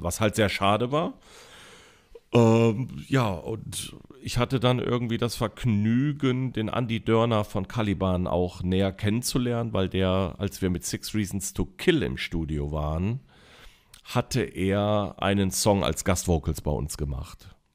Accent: Neuwied, Rhineland-Palatinate, Germany; also born or lived in Koblenz / Bendorf; bei Koblenz, die Stadt heißt Neuwied, ist nur so 12, 13 Kilometer entfernt. Bin also als Schengel geboren und als Neuwitter Scherja aufgewachsen

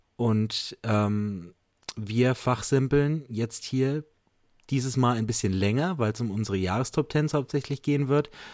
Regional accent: Bamberg, Bavaria, Germany; Ich komme aus Bamberg, bin Lehrer hier

